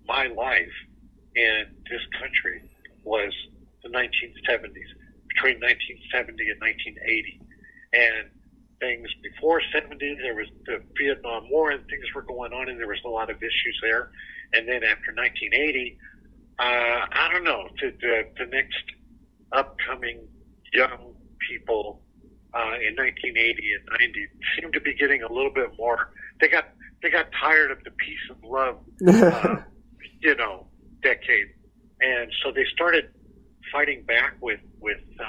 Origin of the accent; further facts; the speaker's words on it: Southern California, United States; moved away as an adult; also born or lived in Kentucky; I grew up in Southern California